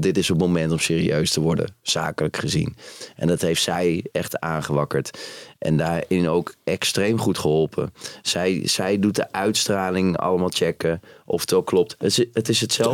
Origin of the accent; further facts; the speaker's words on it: Utrecht, Netherlands; ik ben opgegroeid in Utrecht